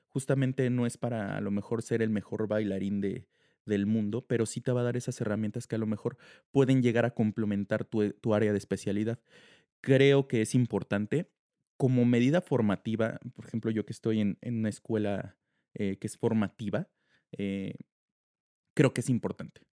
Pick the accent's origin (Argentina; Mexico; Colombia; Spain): Mexico; muchos varones en diferentes países ahorita que están entrenando y que los están apoyando muchísimo como mexicanos y como, como varones.